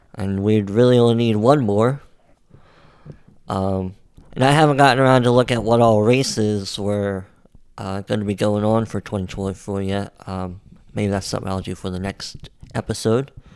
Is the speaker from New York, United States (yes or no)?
no; West Virginia, United States; being from West Virginia